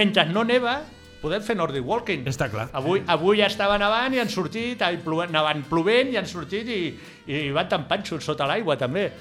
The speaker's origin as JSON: {"language": "Catalan", "town": "Barcelona", "region": "Catalonia", "country": "Spain", "said": "sóc un camaco de Barcelona"}